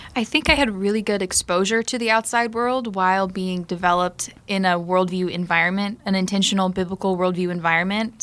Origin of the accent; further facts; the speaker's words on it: South Florida, United States; I grew up in South Florida.